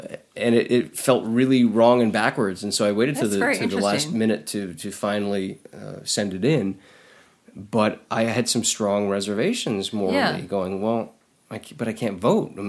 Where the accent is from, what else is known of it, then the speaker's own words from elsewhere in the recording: Canada; now in United States; I'm not American. I go, I live here and I'm working here, but I'm Canadian.